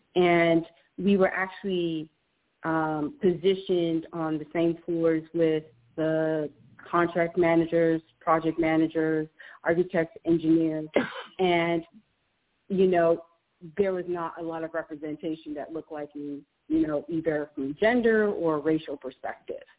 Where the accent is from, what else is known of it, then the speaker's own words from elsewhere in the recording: Jamaica; being Jamaican myself